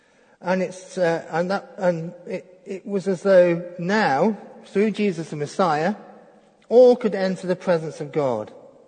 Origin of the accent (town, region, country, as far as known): Crewe, North West England, United Kingdom; born or raised there